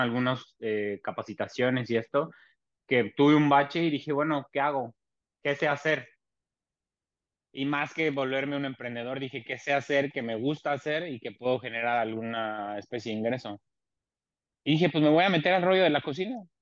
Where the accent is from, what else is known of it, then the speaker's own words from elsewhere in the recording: Mexico City, Mexico; moved away as an adult; now in Tijuana, Mexico; soy originario de la Ciudad de México, actualmente migrante y viviendo en Tijuana desde hace 23 años